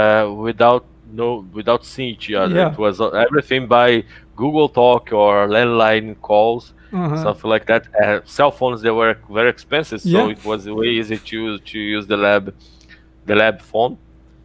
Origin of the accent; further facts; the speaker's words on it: Rio de Janeiro, Brazil; also born or lived in Montreal, Canada / Ouro Preto, Brazil; I'm from Rio, and I study in Rio.